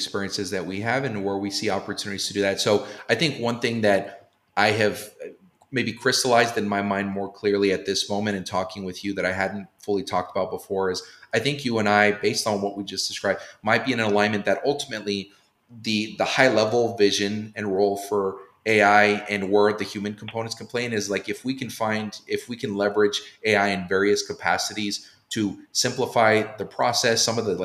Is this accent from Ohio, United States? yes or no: no; Southern California, United States; moved away as an adult; also born or lived in Boston; I'm half Latino from Southern California, grew up in a predominantly Latino and Black neighborhood.